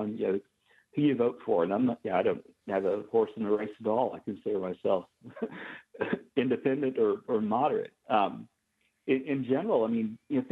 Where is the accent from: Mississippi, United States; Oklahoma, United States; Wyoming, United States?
Oklahoma, United States; I grew up in Oklahoma